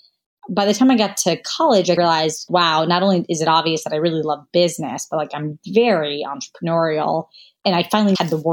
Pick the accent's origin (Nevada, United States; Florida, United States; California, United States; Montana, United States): Florida, United States; Jacksonville; also born or lived in Kentucky; my parents moved to Jacksonville, Florida when I was 8 months old. So as far as I know, I really born and raised essentially in Florida